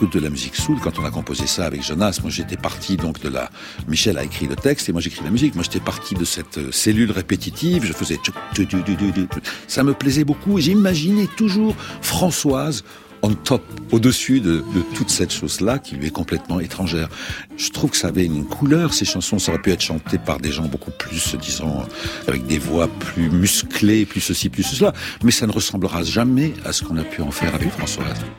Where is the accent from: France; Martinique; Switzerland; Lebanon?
Lebanon; moved away; quand j'étais beaucoup plus jeune, au Liban, je suis né au Liban